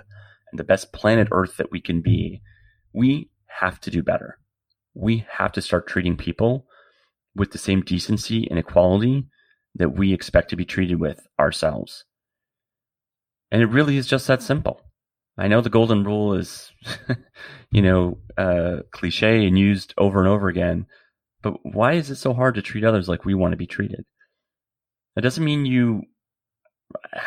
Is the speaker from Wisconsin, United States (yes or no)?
yes; Wisconsin, United States; moved away; also born or lived in San Francisco; a young gay man growing up in Wisconsin, eventually moving to San Francisco